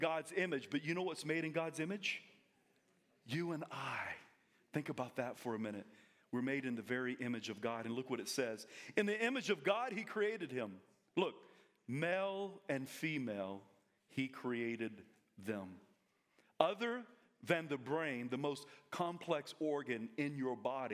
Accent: South Carolina, United States; now in Coeur d'Alene, United States; I'm from South Carolina

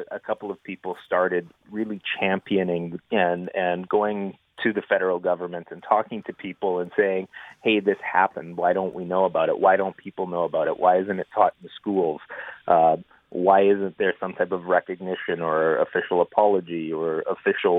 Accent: Saskatchewan, Canada; I grew up in Saskatchewan.

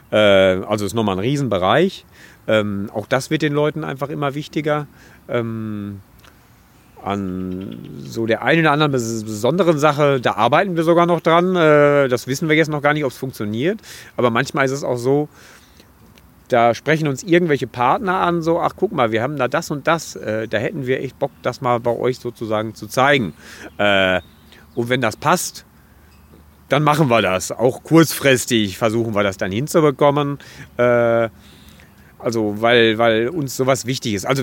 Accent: Dortmund, North Rhine-Westphalia, Germany; Also ich komme aus dem Ruhrgebiet, ich bin hier geboren

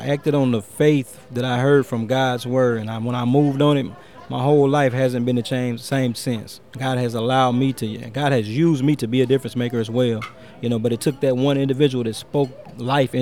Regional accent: Fayette, Alabama, United States; When I was a kid growing up in Fayette, the city of Fayette was thriving

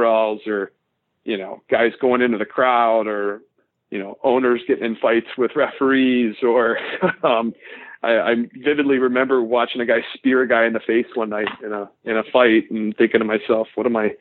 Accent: Frederick, Maryland, United States; I grew up in Frederick, Maryland, which is about 40 minutes north of Washington, D.C.

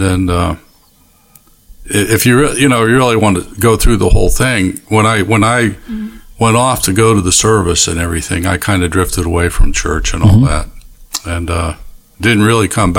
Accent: Ohio, United States; I grew up in Ohio, and when I was a young kid, our family didn't really go to church

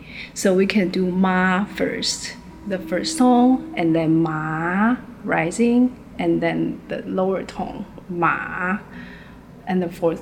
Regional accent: Taiwan; I'm Taiwanese. I'm from Taiwan. 我是 Taiwan 人. And if I say it in Mandarin, it's 我是 Taiwan 人.

